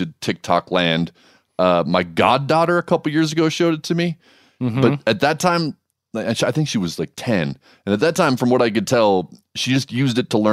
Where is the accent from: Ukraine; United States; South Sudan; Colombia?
United States; Hawaii; this is where I grew up in Hawaii.